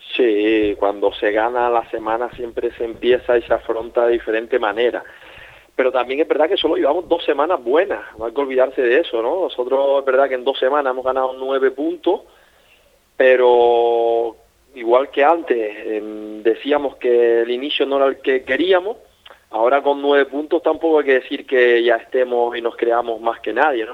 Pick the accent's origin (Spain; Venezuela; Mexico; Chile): Spain; Yo soy español